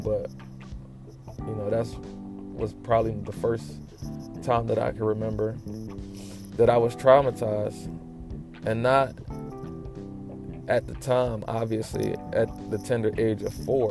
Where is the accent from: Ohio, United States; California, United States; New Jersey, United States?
New Jersey, United States; Trenton; I grew up in Trenton, New Jersey, in the projects.